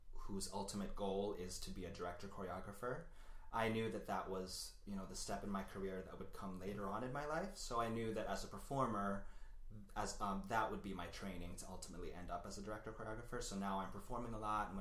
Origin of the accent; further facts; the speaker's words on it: Washington, D.C. area, Maryland, United States; moved away; I'm from Maryland, Washington, D.C. area